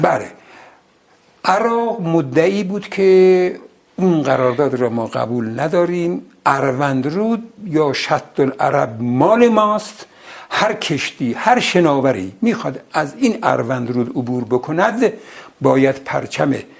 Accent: Ardabil, Ardabil Province, Iran; moved away; من بچه اردبیلم

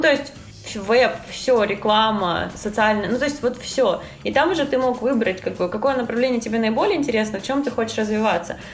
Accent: Krasnodar, Krasnodar Krai, Russia; moved away as an adult; now in New York, United States; я из Краснодара

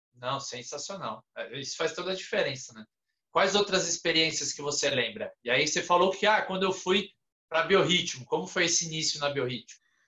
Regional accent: São Paulo, Brazil; lá de Pirituba, de onde eu sou

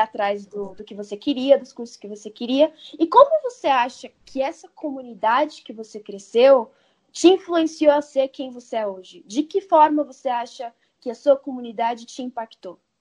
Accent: São Paulo, Brazil; Eu sou nascida numa cidade grande, eu sou aqui de São Paulo

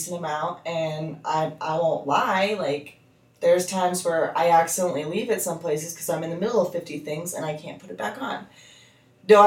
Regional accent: United States; as an American

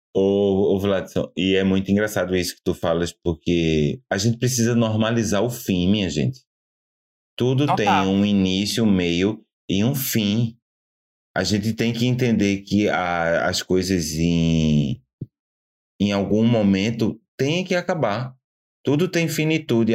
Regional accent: Cabo de Santo Agostinho, Pernambuco, Brazil; now in Portugal; a cidade de onde eu vim é, é um nome até que o português fala tranquilamente: Cabo de Santo Agostinho.

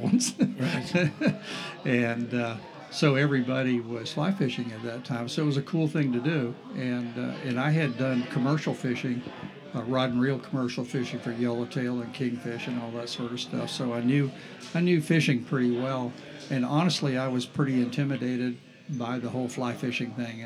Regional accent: St. Augustine, Florida, United States; growing up in St. Augustine was a totally different town at that point

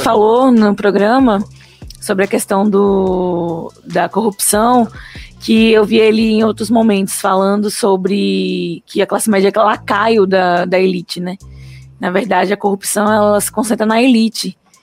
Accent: Brazil; eu sou brasileira

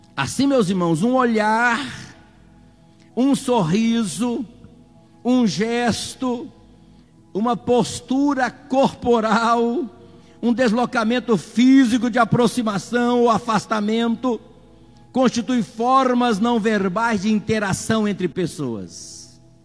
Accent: Brazil; Nós somos queira ou não, somos brasileiros

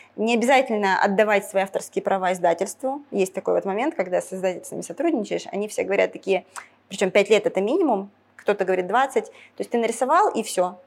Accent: Ukraine; moved away as an adult; я с Украины, когда переехала, в Украине я когда жила

